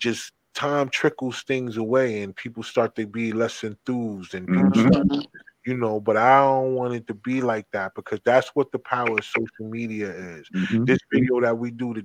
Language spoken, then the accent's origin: English; New Jersey, United States; I'm from Jersey.